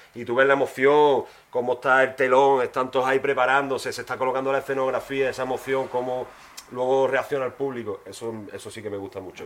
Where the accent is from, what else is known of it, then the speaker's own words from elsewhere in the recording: Huelva, Andalusia, Spain; te tengo que decir también mi barrio, yo soy del Huerto Paco